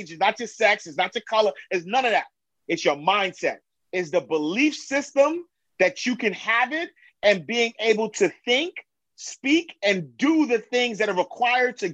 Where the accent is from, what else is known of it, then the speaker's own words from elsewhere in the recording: New York City, New York, United States; I'm from New York. I'm from Harlem, Hunter Knight Street, 8th Avenue, St.